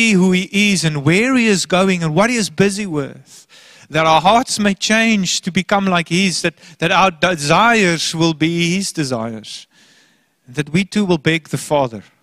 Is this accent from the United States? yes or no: no; Port Elizabeth, Eastern Cape, South Africa; moved away as an adult; now in Hermanus, South Africa; Port Elizabeth, my hometown. My parents lived there. I grew up there.